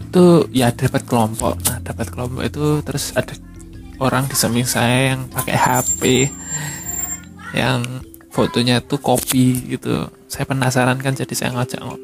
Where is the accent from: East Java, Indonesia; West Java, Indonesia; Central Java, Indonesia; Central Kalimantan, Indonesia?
East Java, Indonesia; Tulungagung; jadi saya ikut komunitas instagram di kota saya di Tulungagung